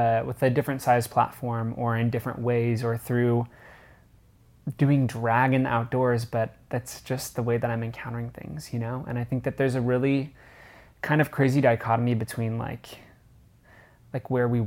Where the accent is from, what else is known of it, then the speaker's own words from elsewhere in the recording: Lincoln, Nebraska, United States; moved away; I grew up in suburbia. Everything is beige. Lincoln, Nebraska